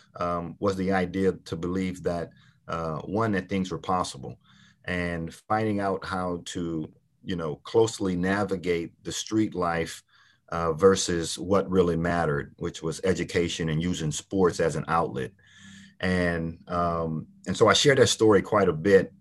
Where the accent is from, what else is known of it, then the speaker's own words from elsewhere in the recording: Port Arthur, Texas, United States; I grew up in Port Arthur, Texas